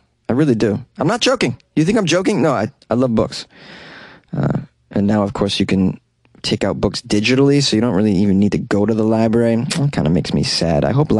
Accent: England, United Kingdom; It's required because I'm English.

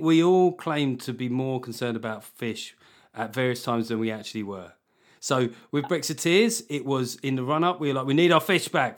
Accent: United Kingdom; being British

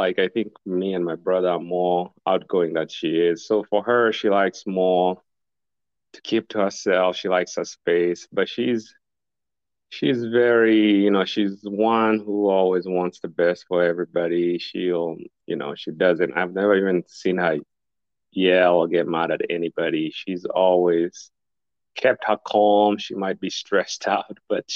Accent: Kenya; now in United States; We are from Kenya

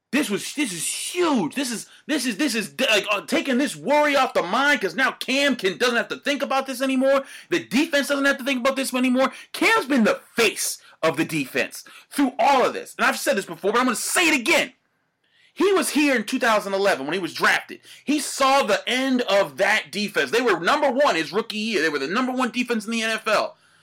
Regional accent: Pittsburgh, Pennsylvania, United States; I'm from Pittsburgh. I'm born and raised Pittsburgh.

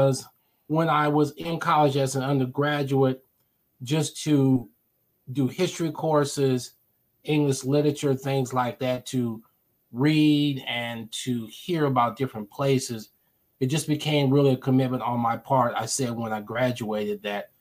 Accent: Omaha, Nebraska, United States; moved away as an adult; this is where I was born. I have lived here off and on most of my life.

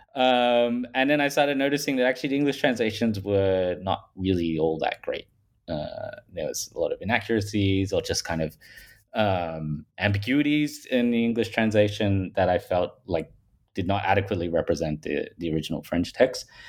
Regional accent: Australia; accent: Paul Hogan style; I'm from Australia, if people haven't picked that up from my, um, Paul Hogan style accent

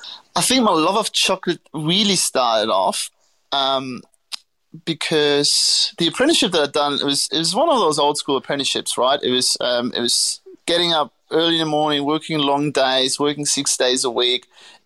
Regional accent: Göttingen, Lower Saxony, Germany; born there; So I was born in Germany, a small town called Göttingen. Not many people know it unless you happen to study physics.

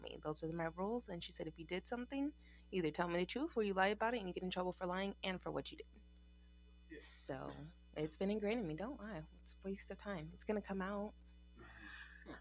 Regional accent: Southern Arizona, United States; growing up in Southern Arizona

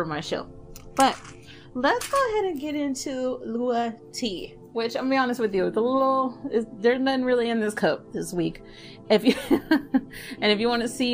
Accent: Dallas, Texas, United States; I am originally from Dallas. I am from the hood of Dallas

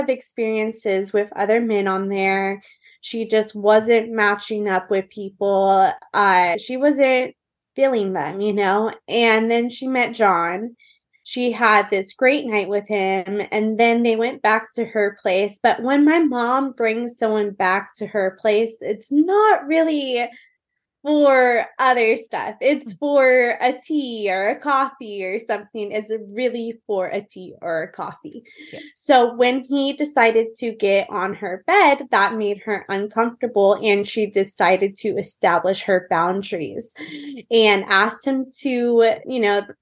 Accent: Orange County, California, United States; born or raised there; also born or lived in Newport Beach / Tustin / Irvine / San Clemente

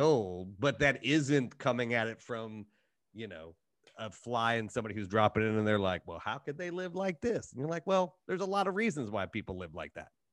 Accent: Appalachian Ohio, United States; I'm from a small Appalachian town in Ohio

